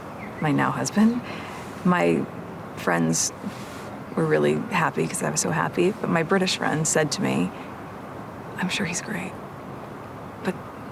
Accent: United States; I'm American, we don't have that there.

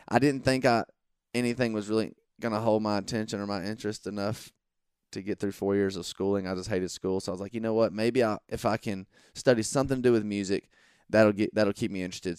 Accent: Monroe, Georgia, United States; I grew up in, uh, small town Georgia

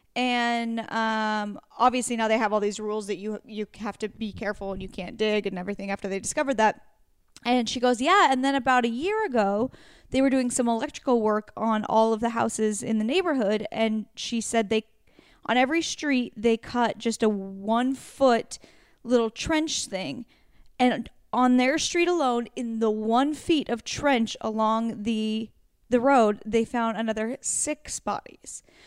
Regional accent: Pacific Northwest, United States; moved away; I'm from the Pacific Northwest

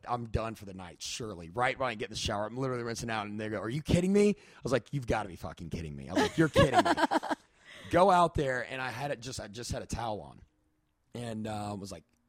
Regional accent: Tennessee, United States; I'm from Tennessee.

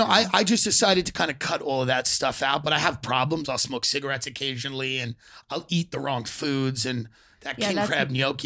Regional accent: Long Island, New York, United States; Island, New York.

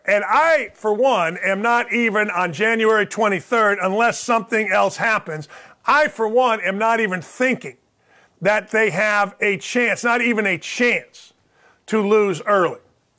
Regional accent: Gary, Indiana, United States; moved away; I grew up in Gary, Indiana

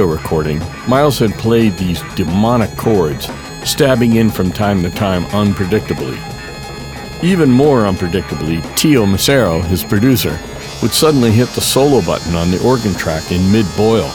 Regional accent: Daytona Beach, Florida, United States; moved away; also born or lived in Boston; my hometown of Daytona Beach

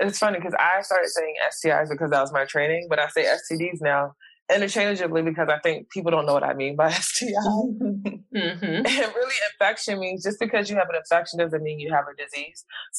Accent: United States; people know I'm from America and they don't like my president.

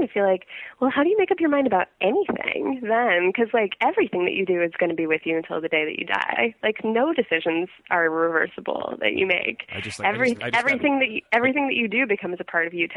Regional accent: Silver Spring, Maryland, United States; moved away as an adult; now in New York, United States; I grew up in Silver Spring, Maryland, right outside our nation's capital, Washington

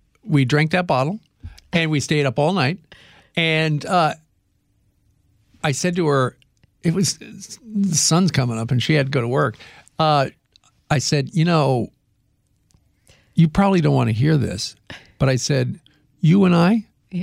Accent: Kansas, United States; See, I grew up in Kansas where let me put it this way.

